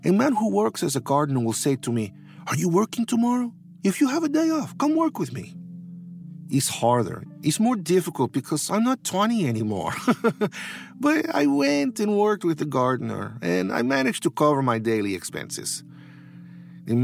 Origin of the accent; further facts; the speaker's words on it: Taxco, Guerrero, Mexico; I am from Mexico, from the state of Guerrero. Taxco, Guerrero is a mining town. And even now, many of the streets are dirt roads. The only one paved is the highway to Iguala.